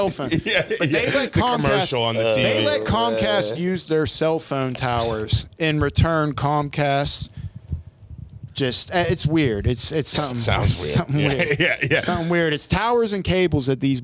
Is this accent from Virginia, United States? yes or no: no; McKeesport, Pennsylvania, United States; I grew up in Cornell and McKeesport, where it was very common to see people getting a fist fight every day